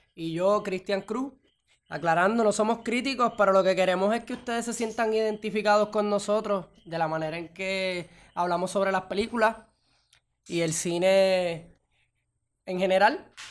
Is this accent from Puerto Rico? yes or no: yes; Puerto Rico; en mi país, en Puerto Rico